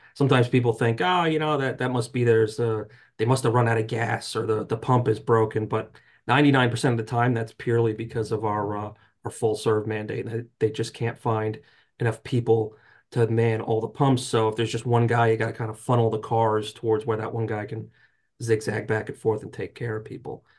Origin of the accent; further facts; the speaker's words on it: New Jersey, United States; I grew up in North Jersey